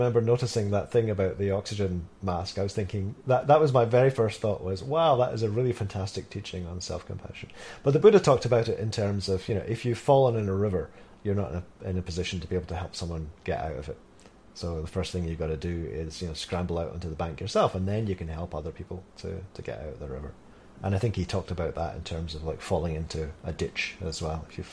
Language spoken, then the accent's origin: English; Scotland, United Kingdom; I'm from Scotland